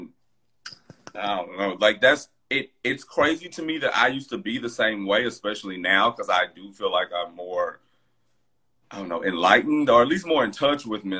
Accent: the South, United States; I'm from the South. We grew up poor

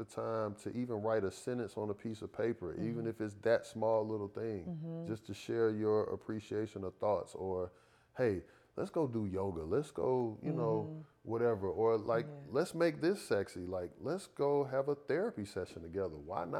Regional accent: Atlanta, Georgia, United States; I'm from Atlanta.

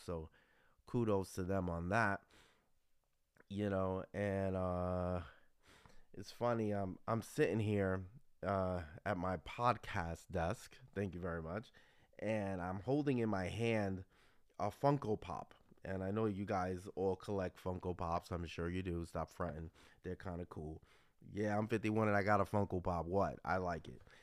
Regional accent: New York City, New York, United States; a young, uh, Mexican, Puerto Rican growing up in the Bronx

